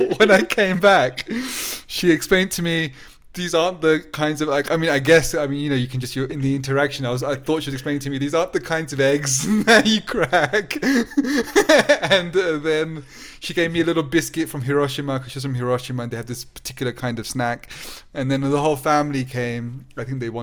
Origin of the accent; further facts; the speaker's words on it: England, United Kingdom; We said England